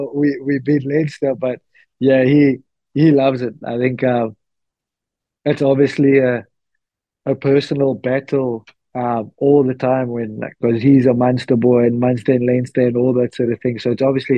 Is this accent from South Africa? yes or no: yes; South Africa; moved away as an adult; now in La Rochelle, France; us as South African rugby supporters